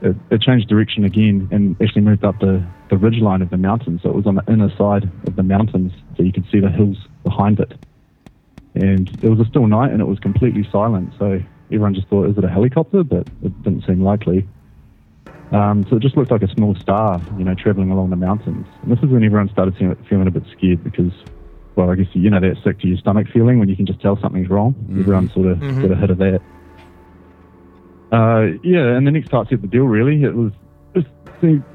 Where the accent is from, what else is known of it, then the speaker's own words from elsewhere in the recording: New Zealand; I'm from New Zealand